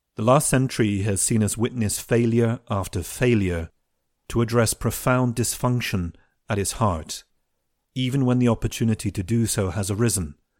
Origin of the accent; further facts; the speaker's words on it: United Kingdom; we Europeans and especially us Brits